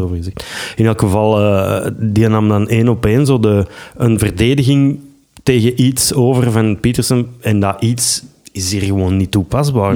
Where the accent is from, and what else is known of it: Belgium